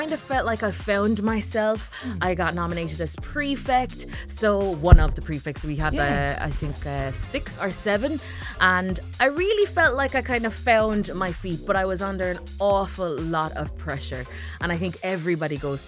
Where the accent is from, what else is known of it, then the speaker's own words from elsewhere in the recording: Ireland; also born or lived in Jamaica; I was born in Jamaica, grew up in Ireland